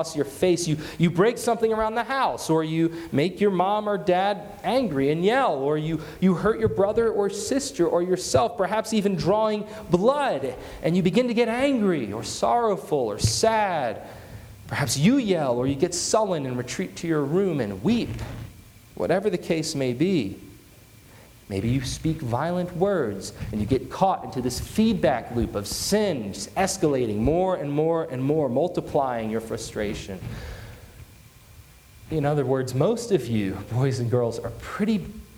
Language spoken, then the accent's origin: English; United States; ourselves as American Christians